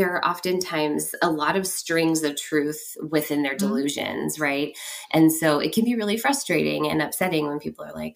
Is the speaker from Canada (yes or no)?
no; Bay Area, California, United States; moved away as an adult; also born or lived in San Francisco; now in Portland, United States; I'm originally from the Bay Area